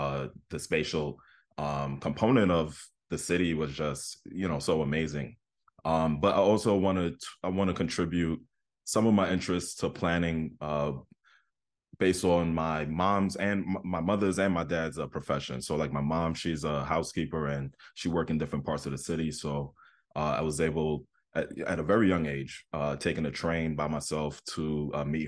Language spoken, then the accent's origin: English; Queens, New York, United States; I grew up in Southeastern Queens, and just the traveling from Southeastern Queens to Manhattan